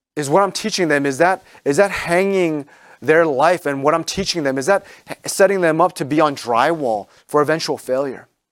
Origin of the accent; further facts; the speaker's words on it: Maryland, United States; moved away as an adult; now in New England, United States; where I grew up in Maryland